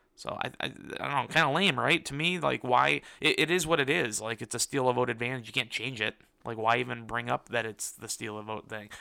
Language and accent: English; Michigan, United States; I'm from Michigan